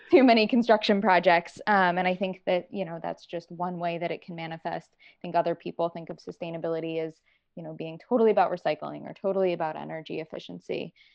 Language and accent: English; North Carolina, United States; moved away as an adult; also born or lived in Virginia; I was originally from North Carolina